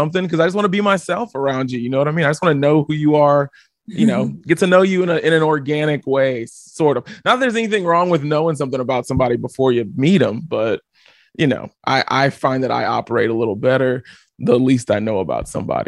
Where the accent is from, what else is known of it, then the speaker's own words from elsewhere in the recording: Houston, Texas, United States; I'm from Houston, Texas. Yeah, I'm from Houston, Texas.